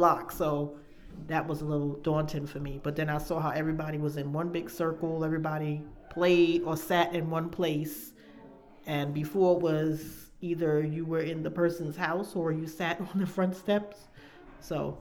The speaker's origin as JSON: {"language": "English", "region": "New York", "country": "United States", "also_born_or_lived": "downtown Brooklyn"}